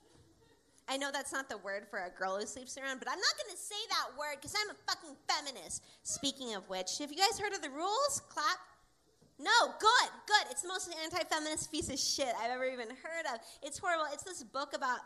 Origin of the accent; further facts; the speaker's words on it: Seattle, Washington, United States; I grew up in Seattle, and I was bullied a lot growing up in Seattle.